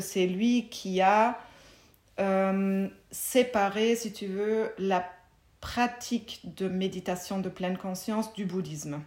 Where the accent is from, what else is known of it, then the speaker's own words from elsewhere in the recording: Germany; French is a second language; moved away as an adult; also born or lived in Munich; now in Belgium; j'ai grandi en Allemagne